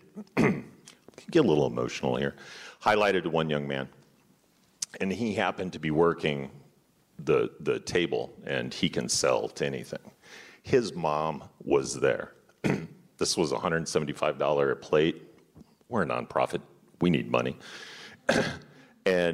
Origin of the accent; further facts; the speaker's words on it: Kansas City, Missouri, United States; I grew up in Kansas City, taught urban school kids